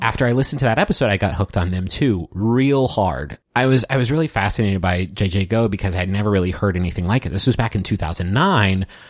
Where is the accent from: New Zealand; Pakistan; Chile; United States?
United States; Huntington, West Virginia; moved away as an adult; also born or lived in Batavia, Ohio; Travis and I moved away from Huntington, uh, me for the first time